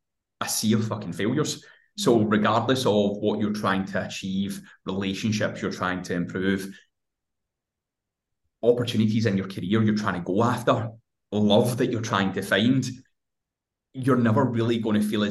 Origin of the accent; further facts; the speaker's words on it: Hamilton, Scotland, United Kingdom; I'm 29 years old, I'm from fucking Hamilton in Scotland